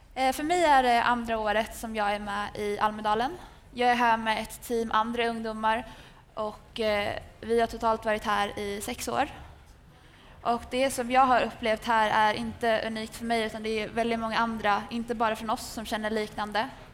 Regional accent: Västerås, Västmanland, Sweden; är 22 år gammal och kommer från Västerås

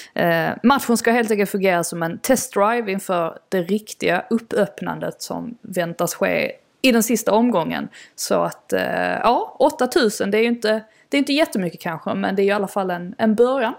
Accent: Sweden; moved away as an adult; now in London, United Kingdom; min familj och mina vänner som är, är hemma i Sverige

